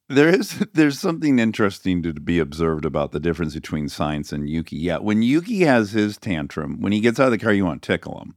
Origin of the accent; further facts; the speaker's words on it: Michigan, United States; growing up in Michigan on icy roads for half the year